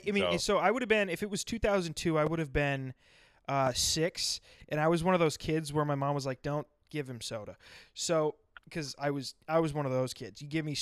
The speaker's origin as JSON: {"language": "English", "region": "South Dakota", "country": "United States", "tie": "born or raised there", "said": "I was born and raised in South Dakota"}